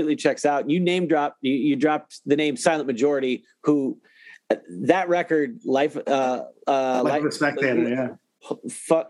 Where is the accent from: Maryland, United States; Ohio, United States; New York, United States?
Ohio, United States; I'm from Ohio.